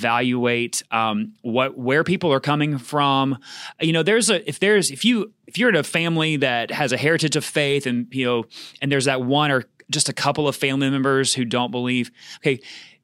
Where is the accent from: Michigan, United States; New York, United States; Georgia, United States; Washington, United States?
Georgia, United States; I grew up in Georgia